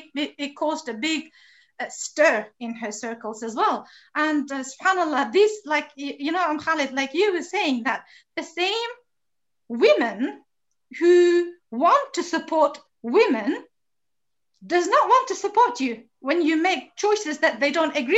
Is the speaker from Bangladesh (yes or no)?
no; Pakistan; English is a second language; although I was born and raised in Pakistan, which is, you know, a Muslim country, mashallah, and a relatively conservative country as well.